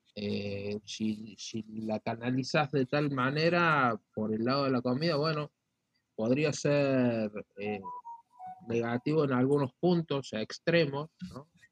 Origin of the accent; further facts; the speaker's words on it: Argentina; como argentino